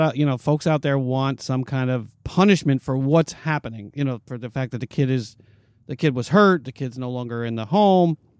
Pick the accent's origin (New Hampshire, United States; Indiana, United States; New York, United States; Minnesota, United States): New York, United States; I grew up in New York